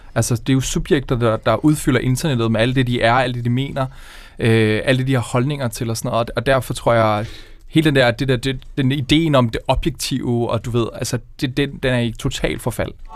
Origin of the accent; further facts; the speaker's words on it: Køge, Zealand, Denmark; jeg er fra Køge Nord